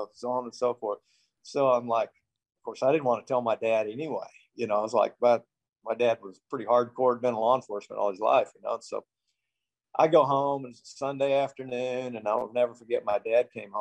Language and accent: English; Houston, Texas, United States; also born or lived in Iowa / New Mexico; I was born in Iowa and then lived in New Mexico and spent most of my life in Houston growing up, Texas